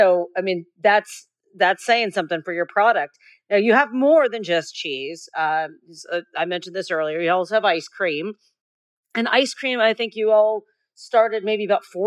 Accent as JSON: {"language": "English", "region": "Northeastern Ohio", "country": "United States", "said": "I'm from Northeastern Ohio"}